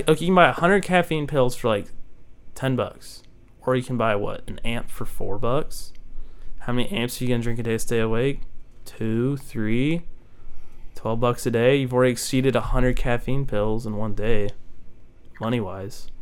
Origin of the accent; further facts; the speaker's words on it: Keller, Texas, United States; moved away as an adult; this one dude asked where I was from. I said like Keller